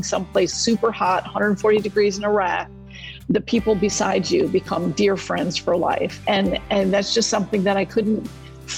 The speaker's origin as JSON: {"language": "English", "country": "United States", "said": "we're an American"}